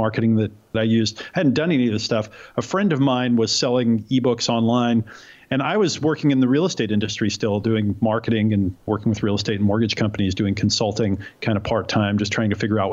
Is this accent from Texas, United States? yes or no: no; Oregon, United States; I grew up in Oregon to hippie parents who didn't want me to grow up in New York and the city where they had grown up.